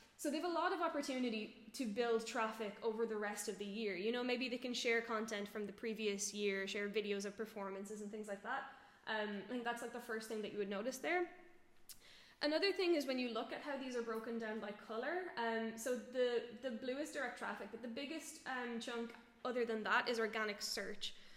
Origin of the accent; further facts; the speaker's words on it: Ireland; moved away as an adult; now in Berlin, Germany; I'm from Ireland originally, live in Berlin now for two years